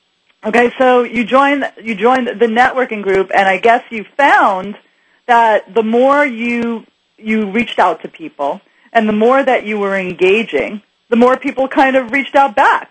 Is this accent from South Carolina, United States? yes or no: no; New York City, New York, United States; You know, I grew up in New York City, and everybody did the Madison Avenue lunch.